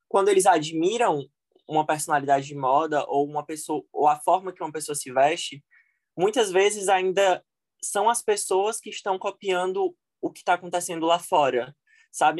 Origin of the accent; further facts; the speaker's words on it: Fortaleza, Ceará, Brazil; Eu sou de Fortaleza, Ceará